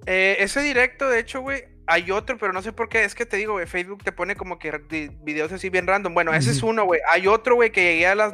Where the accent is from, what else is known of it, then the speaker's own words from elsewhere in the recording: Mexico; para identificar que soy mexicano, ¿no?